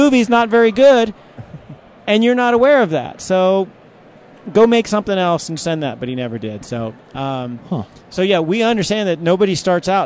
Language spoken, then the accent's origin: English; Virginia, United States; also born or lived in Washington, D.C.; now in Denver, United States; I grew up in Virginia and worked in Washington, D.C. for many years